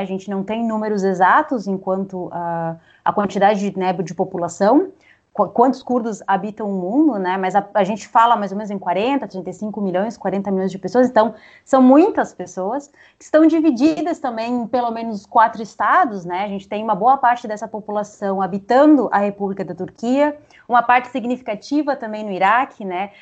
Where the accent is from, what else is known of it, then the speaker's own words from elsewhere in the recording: Uruguay; Portuguese is a second language; now in Brazil; eu sou uruguaia, daí quando eu vou pensar nessas questões, eu sempre penso em espanhol